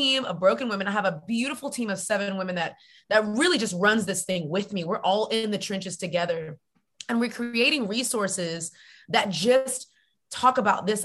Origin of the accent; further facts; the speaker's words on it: Texas, United States; now in Atlanta, United States; I am a Texan